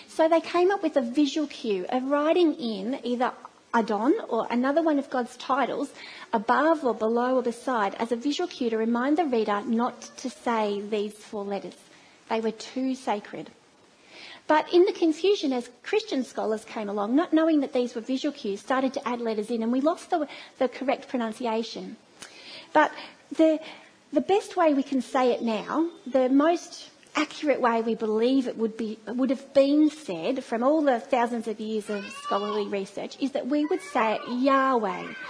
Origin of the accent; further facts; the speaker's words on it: Australia; accent: Australian twang; It's a very Australian twang